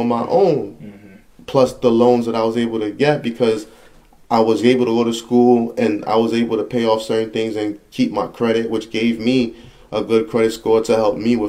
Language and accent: English; New Jersey, United States; I was from Jersey, I went to Long Island City, Queens